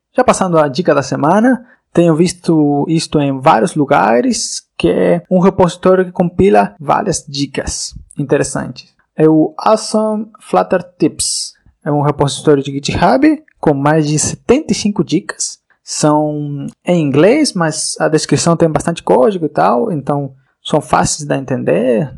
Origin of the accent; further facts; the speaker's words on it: Uruguay; also born or lived in Florianópolis, Santa Catarina, Brazil; now in Spain; eu sou uruguaio de nascença, mas eu morei no Brasil por mais de sete anos, na cidade de Florianópolis, em Santa Catarina